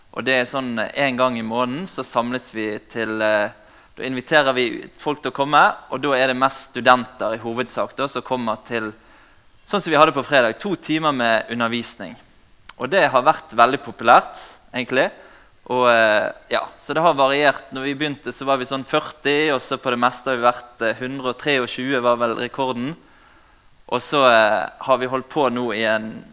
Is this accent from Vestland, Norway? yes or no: yes; Bergen, Vestland, Norway; accent: Bergen dialect; Som dere hører på dialekten, så kommer jeg fra Bergen